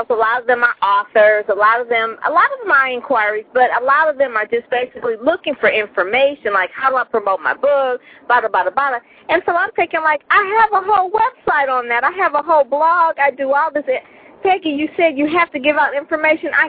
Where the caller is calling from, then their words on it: Detroit, Michigan, United States; I'm calling from Detroit